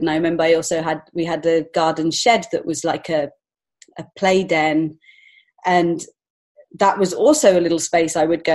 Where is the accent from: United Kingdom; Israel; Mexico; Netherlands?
United Kingdom; England; moved away as an adult; now in Montreal, Canada; I'm actually from England originally, so I've only been here five years